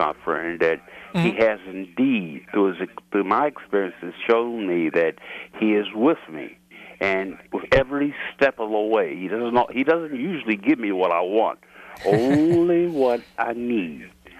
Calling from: Baltimore, Maryland, United States; I'm calling from Baltimore, Maryland.

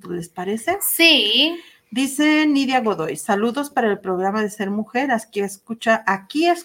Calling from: Ciudad Obregón, Sonora, Mexico; de Ciudad Obregón, Sonora.

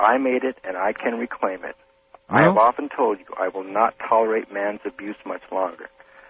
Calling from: Phoenix, Arizona, United States; Phoenix, Arizona.

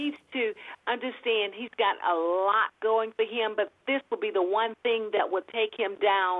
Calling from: Monroe, Louisiana, United States; I'm calling from Monroe, Louisiana.

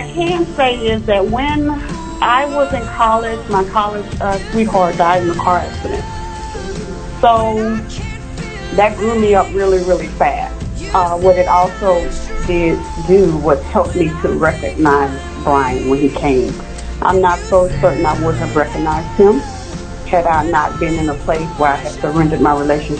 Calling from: Arlington, Texas, United States; I'm calling from Arlington, Texas.

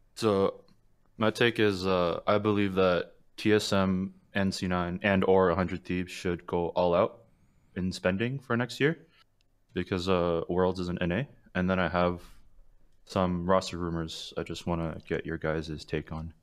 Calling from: Toronto, Ontario, Canada; I'm calling from, uh, Toronto, uh, Canada

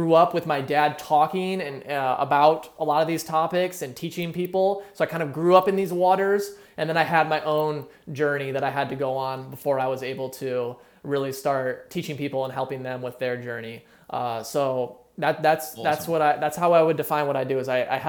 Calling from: California, United States; I am in East Bay, California right now. So just about like 15 miles east of San Francisco.

